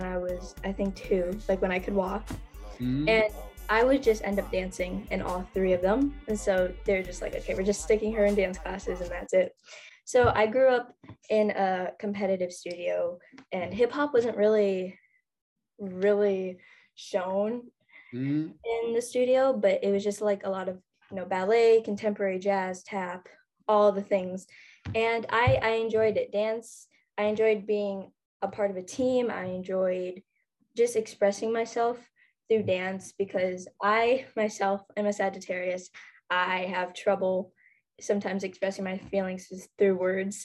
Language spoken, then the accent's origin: English; Minnesota, United States; I'm from Minnesota.